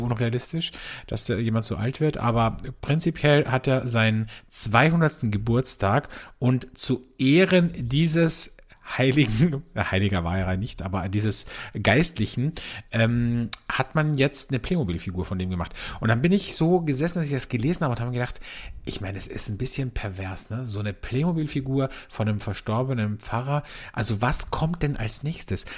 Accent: Austria; bei uns in Österreich

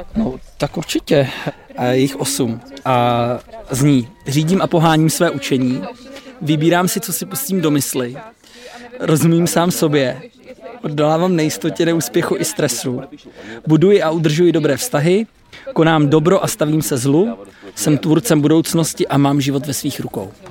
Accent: Poděbrady, Central Bohemian Region, Czechia; jsem z Poděbrat

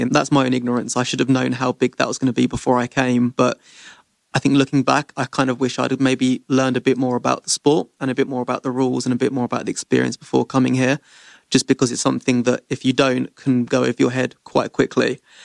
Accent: London, United Kingdom; moved away as an adult; my hometown is London in the U K.

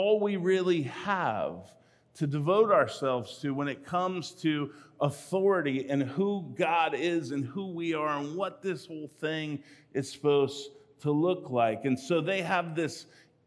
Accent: California, United States; I grew up in California

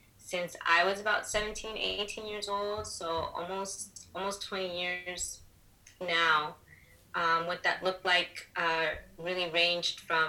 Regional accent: Los Angeles, California, United States; I was born and raised in Los Angeles. My family's from Guatemala

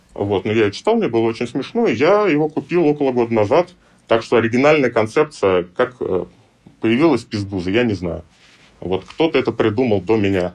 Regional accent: Russia; я из России

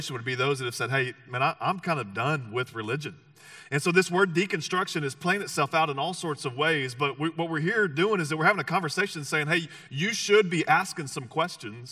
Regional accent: the South, United States; moved away; it was in the South is where I grew up. And if we haven't met, you'll figure out that I'm not from these parts. I'm from the South

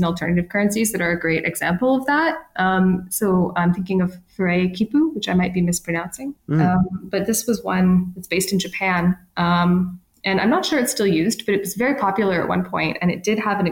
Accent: Ontario, Canada; moved away; I'm from Ontario originally

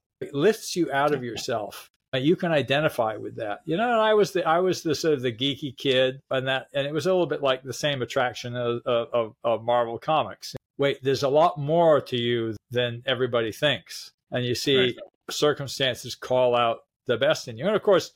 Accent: San Francisco, California, United States; I grew up in San Francisco in the 60s

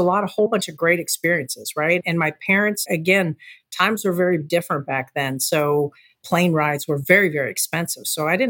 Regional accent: Space Coast, Florida, United States; you're also a fellow Floridian, I grew up here on the Space Coast in a small community, a beach community, 22 miles south of the Kennedy Space Center.

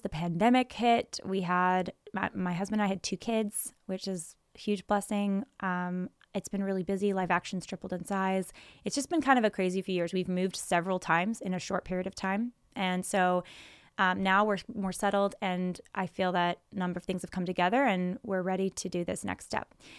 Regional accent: Silicon Valley, California, United States; growing up in Silicon Valley, California

